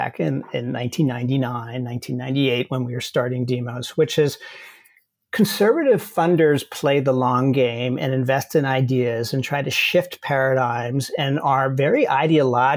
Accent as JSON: {"language": "English", "town": "Hastings-on-Hudson", "region": "New York", "country": "United States", "tie": "born or raised there", "said": "I grew up in Hastings-on-Hudson, which is a town outside New York City on the river"}